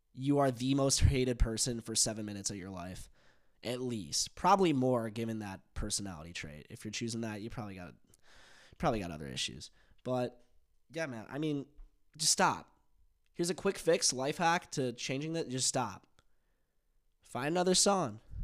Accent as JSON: {"language": "English", "country": "United States", "accent": "American", "said": "my American accent"}